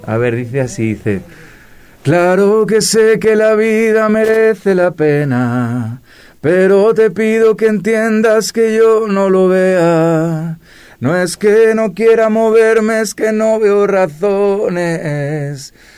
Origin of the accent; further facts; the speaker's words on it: Granada, Andalusia, Spain; now in Madrid, Spain; Yo soy de Granada, del sur de España, de Andalucía, pero vivo, en Madrid hace ya muchos años